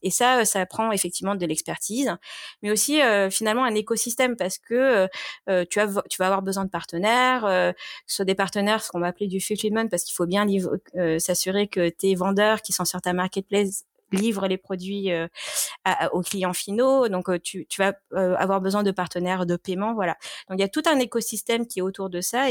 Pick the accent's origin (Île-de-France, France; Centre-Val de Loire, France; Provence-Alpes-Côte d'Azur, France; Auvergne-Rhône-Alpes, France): Provence-Alpes-Côte d'Azur, France; Marseille region; moved away as an adult; j'ai grandi dans le sud de la France, dans la région marseillaise